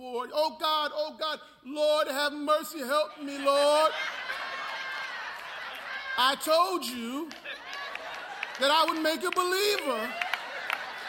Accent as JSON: {"language": "English", "town": "North Brunswick", "region": "New Jersey", "country": "United States", "moved": "yes", "lives_now": "Houston, United States", "said": "I'm from North Brunswick, New Jersey"}